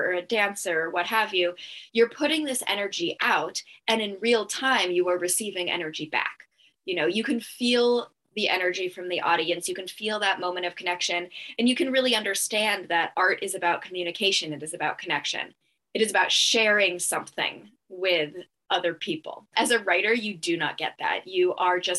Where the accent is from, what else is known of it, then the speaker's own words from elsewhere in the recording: Brattleboro, Vermont, United States; my hometown in Brattleboro, Vermont